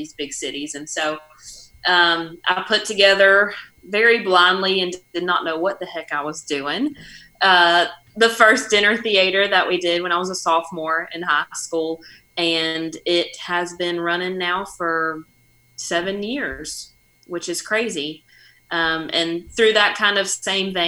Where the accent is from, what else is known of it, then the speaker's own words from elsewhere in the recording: North Carolina, United States; moved away as an adult; also born or lived in Nashville; the closest live music scene that we have to my hometown is Raleigh, which is an hour away